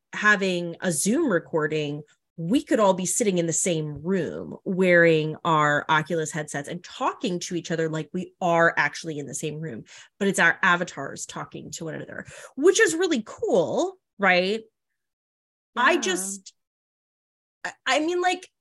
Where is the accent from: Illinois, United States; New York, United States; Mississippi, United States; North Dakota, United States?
North Dakota, United States; I'm from North Dakota.